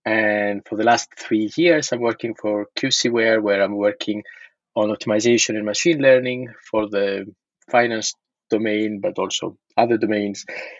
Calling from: Paris, Île-de-France, France; also born or lived in Berkeley / Cambridge, Massachusetts; Yes, I am calling from Paris.

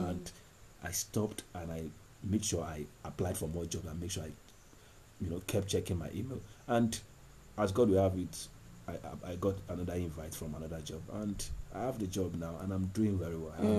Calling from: Ibadan, Oyo, Nigeria; I'm calling from Bodija.

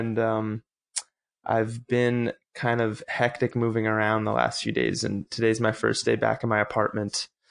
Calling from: Los Angeles, California, United States; I'm calling from North Hollywood, California.

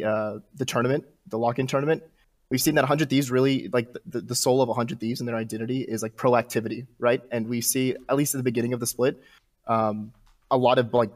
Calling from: Chattanooga, Tennessee, United States; I'm calling from Chattanooga, Tennessee

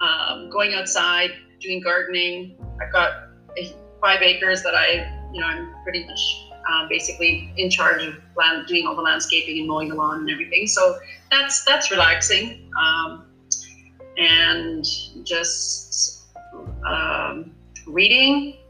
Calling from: Prince George, British Columbia, Canada; I'm coming from Prince George, that is known to be a lot chiller than Vancouver.

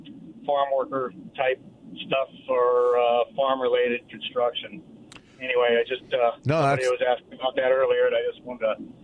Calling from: Richland, Washington, United States; Hey guys, it's … from Richland.

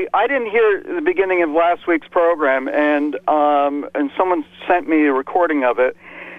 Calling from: Warwick, New York, United States; calling from Warwick.

